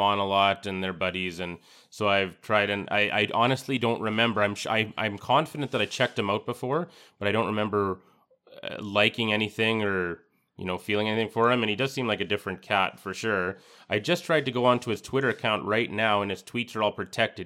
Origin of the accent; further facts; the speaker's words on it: Canada; as a Canadian